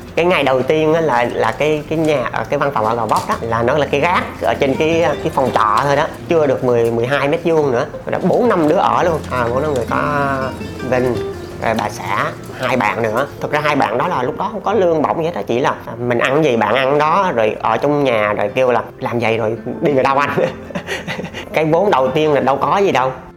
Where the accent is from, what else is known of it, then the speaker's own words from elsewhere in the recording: Gia Lai, Vietnam; sinh ra và lớn lên ở Gia Lai